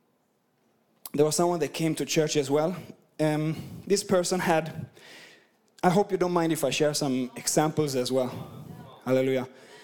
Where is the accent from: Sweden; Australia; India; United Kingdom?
Sweden; English is a second language; You know, I'm from Sweden and I've been across the world. My accent is just messed up. So I hope you can understand me, at least half of what I'm saying.